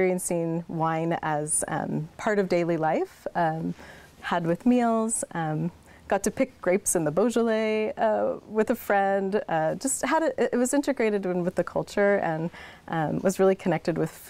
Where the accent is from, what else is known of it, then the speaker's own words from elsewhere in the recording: McMinnville, Oregon, United States; also born or lived in Eugene / Lyon, France; born and raised in McMinnville, was pretty excited to leave